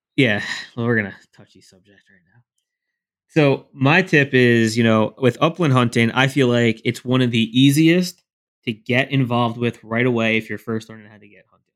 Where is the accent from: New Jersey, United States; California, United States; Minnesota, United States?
New Jersey, United States; I'm from New Jersey